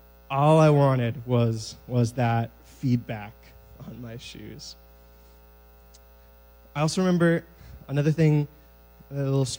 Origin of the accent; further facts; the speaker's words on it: Moose Jaw, Saskatchewan, Canada; I am from Moose Jaw, Saskatchewan, originally.